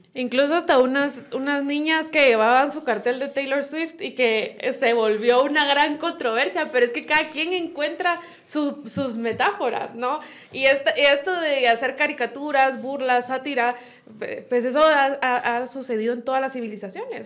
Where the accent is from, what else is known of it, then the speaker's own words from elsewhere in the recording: Guatemala; como buenos chapines